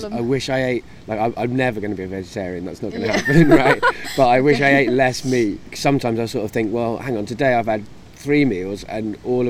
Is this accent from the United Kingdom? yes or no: yes; Wales, United Kingdom; also born or lived in Cardiff; I lived in North Wales in a village in the countryside when I was really young, between 3 and 8.